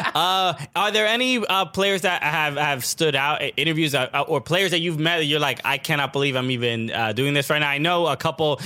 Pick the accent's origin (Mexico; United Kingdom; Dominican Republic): Dominican Republic; am Dominican.